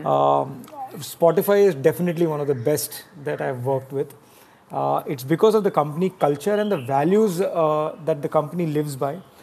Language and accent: English; Mumbai, Maharashtra, India; I've been born and brought up in Bombay